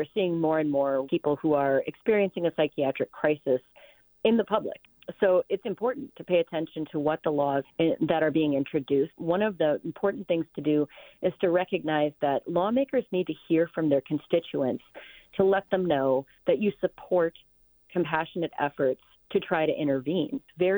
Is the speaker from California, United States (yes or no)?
yes; California, United States; hey, as a Californian, I do believe that it's important to intervene with compassion